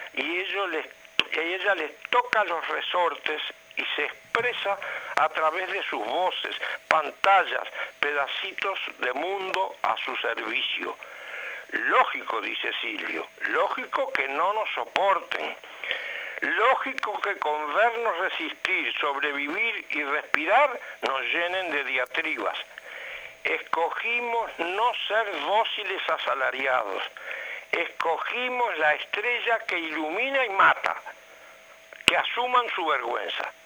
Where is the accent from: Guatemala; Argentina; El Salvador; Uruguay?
Uruguay; nosotros como uruguayos